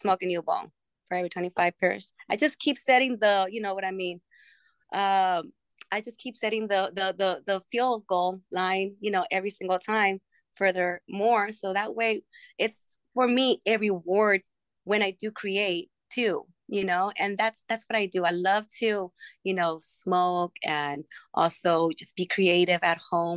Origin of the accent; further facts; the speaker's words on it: Los Angeles, California, United States; moved away as an adult; also born or lived in Colorado; now in Las Vegas, United States; I'm originally from Los Angeles, and that's exactly where, you know, I get all of my inspiration from growing up in the streets of L.A., and I lived there for most of my life